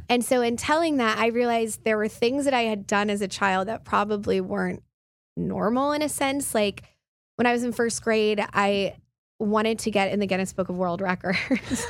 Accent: Midland, Texas, United States; moved away as an adult; also born or lived in New York; I grew up in Midland, um, and then my family's ranch is in far West Texas

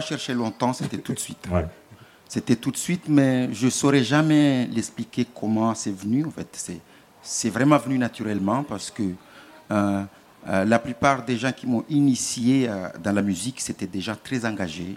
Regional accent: Mayotte; je viens de Mayotte. Mayotte est une île française dans l'archipel des Comores.

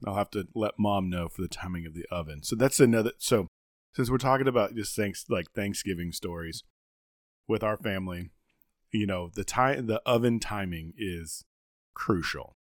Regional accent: the South, United States; we're Southern and we're from the South

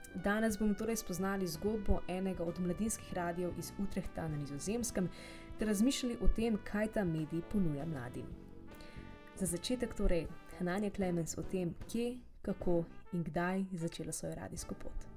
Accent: Slovenia; also born or lived in Utrecht, Netherlands / Ljubljana

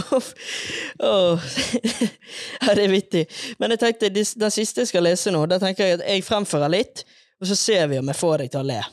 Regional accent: Bergen, Vestland, Norway; now in Oslo, Norway; Som dere kanskje hører, så er jeg bergenser.

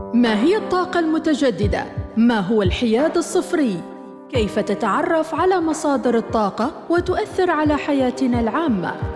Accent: Oman

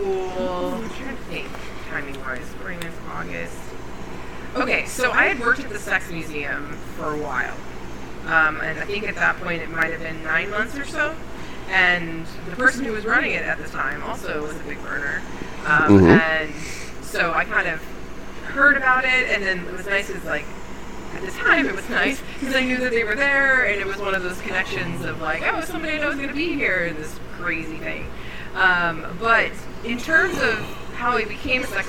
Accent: Hawaii, United States; when I was growing up in Hawaii

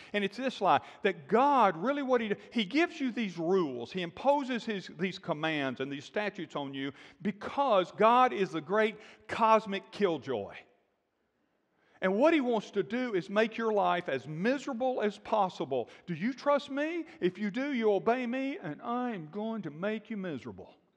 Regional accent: Alabama, United States; moved away as an adult; also born or lived in Texas / Florida / Georgia; I grew up in Alabama, been in Texas, lived in Texas, ministered in Florida and Georgia

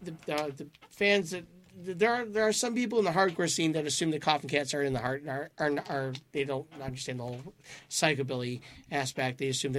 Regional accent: Detroit, Michigan, United States; I'm from Detroit

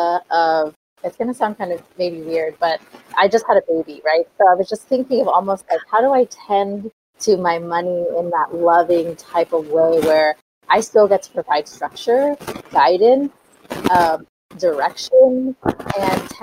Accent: San Francisco, California, United States; my parents migrated here and I was born in San Francisco

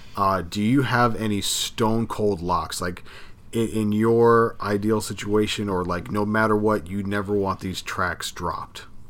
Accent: Miami, Florida, United States; we're from the area, we're from Miami

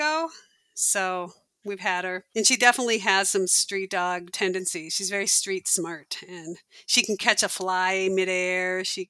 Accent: Omaha, Nebraska, United States; also born or lived in Seattle; now in Minneapolis, United States; I was born in Minneapolis and spent a good part of my childhood in Omaha, of all places, Omaha, Nebraska.

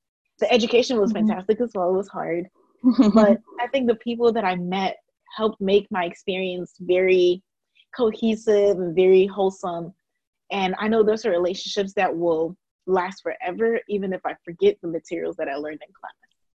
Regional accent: Greensboro, North Carolina, United States; also born or lived in Japan / Ghana; I was born in Japan and lived there for 5 years, and then I moved to Ghana. Lived there for 6 years, and I moved to Greensboro, North Carolina when I was 11, and I've been here since.

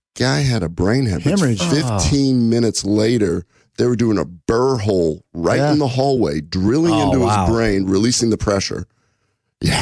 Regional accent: Omaha, Nebraska, United States; I'm from Omaha. My dad was a butcher

